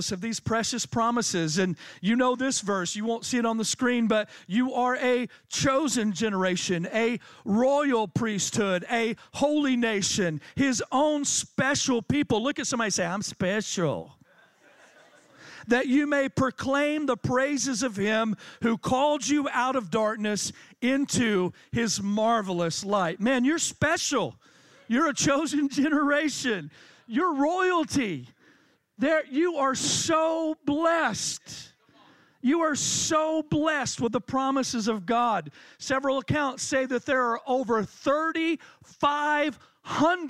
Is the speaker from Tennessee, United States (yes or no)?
yes; Tennessee, United States; I'm from Tennessee